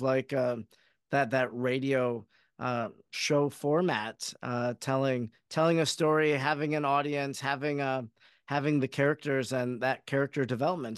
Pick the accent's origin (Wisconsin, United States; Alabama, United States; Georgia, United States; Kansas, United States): Wisconsin, United States; Oconto; I grew up in Oconto, Wisconsin